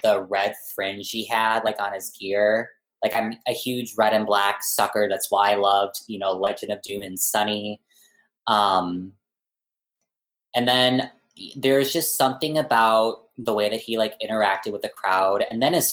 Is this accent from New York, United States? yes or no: no; eastern suburbs closer to St. Paul, Minnesota, United States; born or raised there